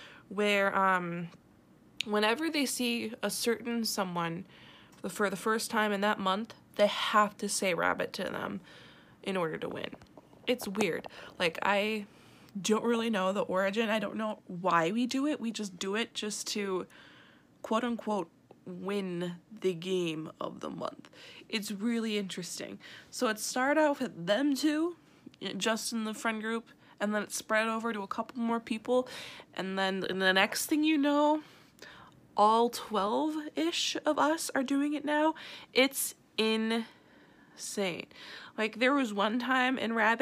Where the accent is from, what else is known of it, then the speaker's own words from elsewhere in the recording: St. Paul, Minnesota, United States; moved away as an adult; now in River Falls, United States; I am from St. Paul, Minnesota